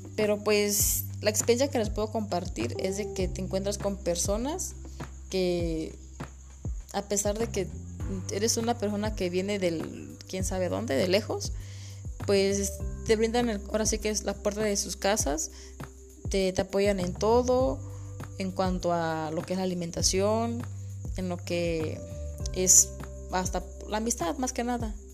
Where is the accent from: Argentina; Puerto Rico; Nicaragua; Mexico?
Mexico; San Jorge Nuchita, Oaxaca; soy de San Jorge Nuchita